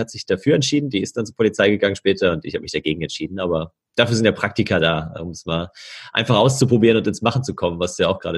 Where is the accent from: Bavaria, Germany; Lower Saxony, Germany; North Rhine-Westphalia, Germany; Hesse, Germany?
Hesse, Germany; Bad Homburg; also born or lived in Berlin; Ja, ich komme ja auch ursprünglich aus Frankfurt, bin da in der Nähe von Frankfurt geboren und born and raised quasi.